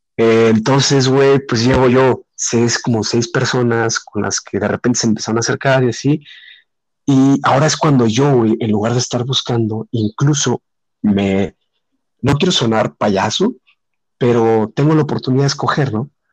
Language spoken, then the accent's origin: Spanish; Mexico; soy de México.